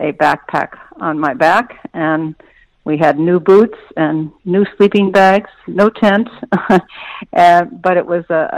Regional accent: Indiana, United States; also born or lived in New York City; now in Bellevue, United States; I grew up in Indiana

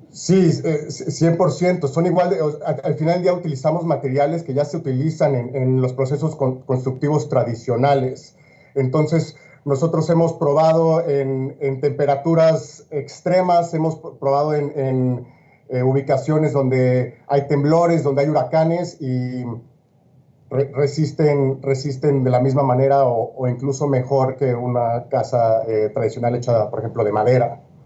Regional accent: Mexico; now in Miami, United States; siendo mexicano de origen

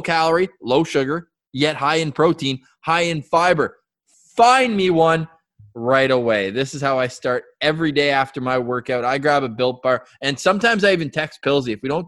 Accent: Halifax, Nova Scotia, Canada; Fans of the show know I grew up living in Halifax for a few years.

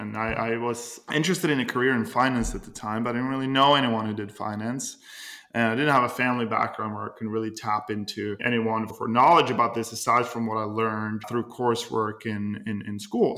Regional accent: Norway; moved away as an adult; now in United States; I'm originally from Norway and I came to the United States uh, a little over 10 years

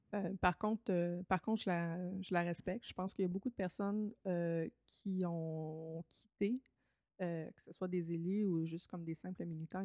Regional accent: Lévis, Quebec, Canada; moved away; à Lévis, Québec, là, entre 5 et 18 ans

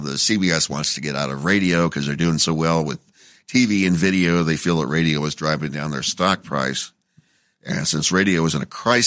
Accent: Phoenix, Arizona, United States; also born or lived in Las Vegas; now in Los Angeles, United States; I went back to my hometown of Phoenix for a few years

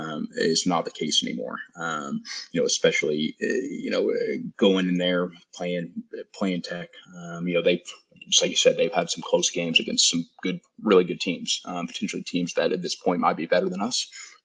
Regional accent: Lubbock, Texas, United States; You know, born and raised in Lubbock, and you know, of any team that I hate to lose

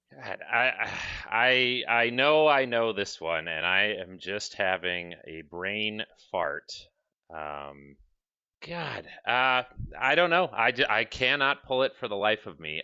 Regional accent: Milwaukee, Wisconsin, United States; moved away; I'm originally from Milwaukee.

